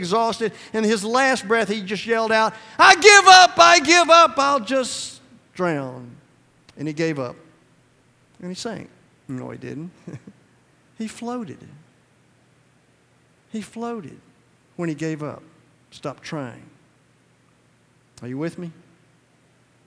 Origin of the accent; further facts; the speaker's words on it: Georgia, United States; I'm from Georgia